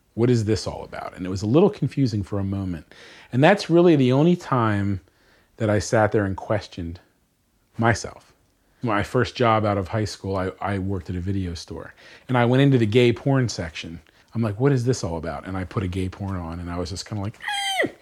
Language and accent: English; Bucks County, Pennsylvania, United States; Grew up in Bucks County, Pennsylvania.